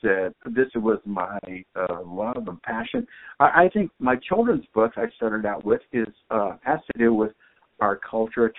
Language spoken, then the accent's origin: English; Tempe, Arizona, United States; also born or lived in Phoenix, Arizona / South Phoenix, Arizona; I was born here in Phoenix. I grew up in Tempe, and then we moved out to South Mountain, South Phoenix